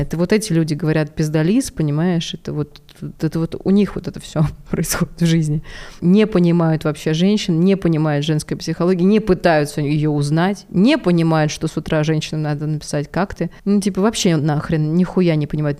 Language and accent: Russian; Balashikha, Moscow Oblast, Russia; я девчонка из Балашихи, у которой родители вместе 16 лет